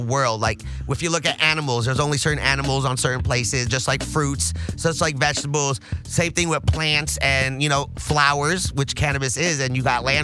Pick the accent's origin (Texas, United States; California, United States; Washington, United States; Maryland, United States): California, United States; the Valley; I'm from the Valley